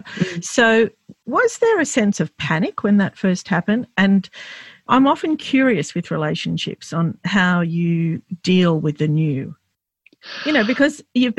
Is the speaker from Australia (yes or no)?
yes; Australia; I was born here, but Lebanese Australian.